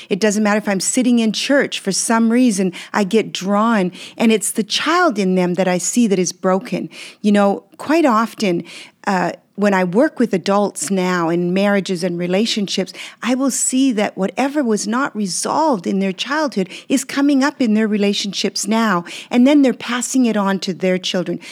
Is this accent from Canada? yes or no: yes; Canada; English is a second language; also born or lived in Belgium; when we moved to Canada from Belgium where I was born.